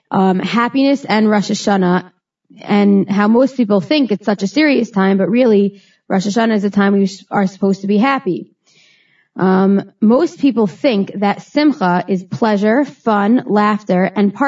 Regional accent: Teaneck, New Jersey, United States; I was born and raised in Teaneck, New Jersey.

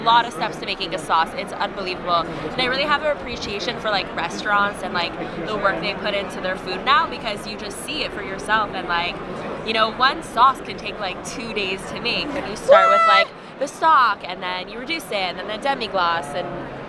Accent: Los Angeles, California, United States; Los Angeles.

